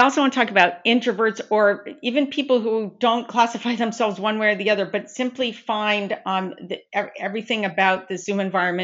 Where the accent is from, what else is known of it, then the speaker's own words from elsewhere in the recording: Long Beach, California, United States; now in East Coast, United States; I'm from Southern California, originally born and raised in Long Beach, California. And now I'm on the East Coast for years.